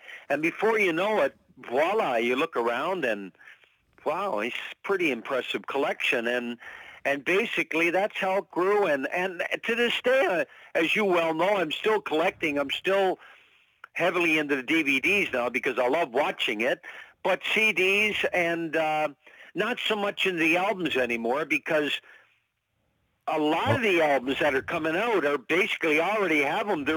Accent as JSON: {"language": "English", "town": "Grand Falls-Windsor", "region": "Newfoundland and Labrador", "country": "Canada", "tie": "born or raised there", "said": "When I was growing up in Newfoundland"}